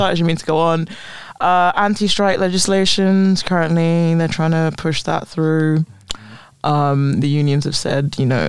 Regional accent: London, United Kingdom; I was like, London

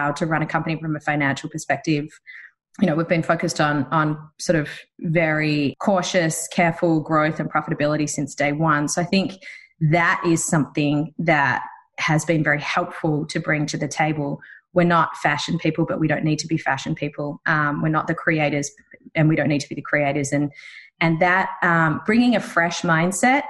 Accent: Melbourne, Victoria, Australia; moved away as an adult; also born or lived in New York; We grew up together in Melbourne, Australia

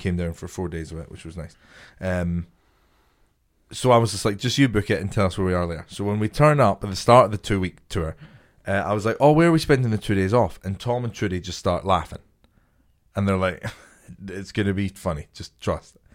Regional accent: a small town near Edinburgh, Scotland, United Kingdom; I'm from Scotland, this little town, like, twenty minutes outside of Edinburgh.

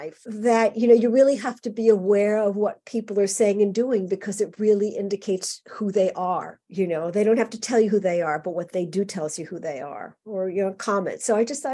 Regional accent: New York City, New York, United States; I grew up in a, you know, in a sort of semi-suburb of New York. Not really. It's actually still in Queens, which is part of New York City

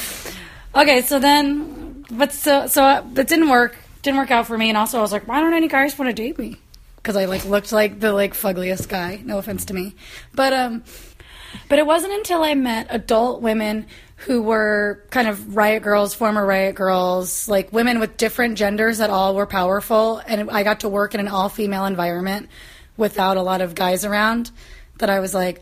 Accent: Kansas, United States; growing up in Kansas.

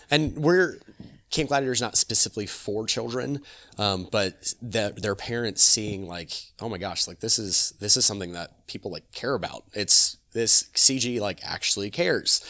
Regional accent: Apopka, Florida, United States; also born or lived in Altamonte Springs; I'm born and raised in Apopka. I'm born and raised in this, in this community

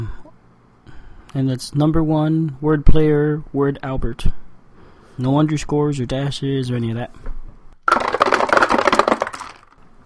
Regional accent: Cuba; I was born in Cuba

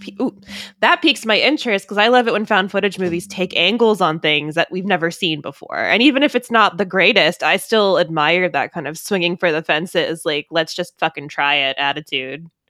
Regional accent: Maryland, United States; I'm from Maryland. I don't live that far from Burkittsville

